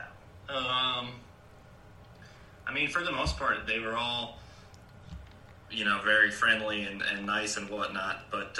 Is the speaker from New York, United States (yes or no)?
yes; New York, United States; moved away; also born or lived in South Carolina / North Carolina / Georgia; I grew up in New York